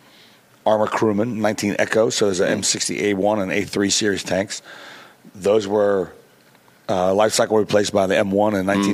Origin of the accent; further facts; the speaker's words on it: Mannheim, Baden-Württemberg, Germany; Coleman Barracks and Sullivan Barracks is where I grew up in Germany.